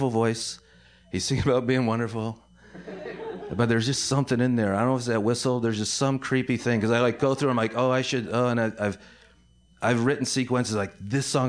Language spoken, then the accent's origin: English; Syracuse, New York, United States; that was where I grew up in Syracuse, New York